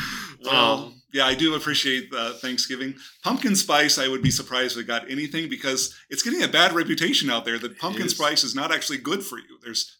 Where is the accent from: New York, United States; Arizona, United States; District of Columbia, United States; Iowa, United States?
Arizona, United States; Southern; now in Colorado, United States; But remember, I come from Southern Arizona.